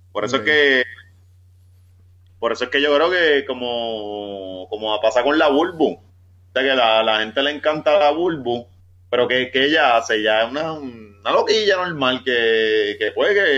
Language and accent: Spanish; Ponce, Puerto Rico; born there; Yo nací en Ponce, mi carrera profesional va a ser en área metropolitana, pero yo, yo termino por allá, por el West.